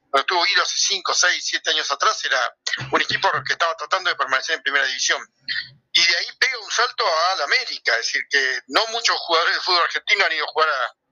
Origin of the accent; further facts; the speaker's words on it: Ecuador; cuerpo de jugador es alto como soy ecuatoriano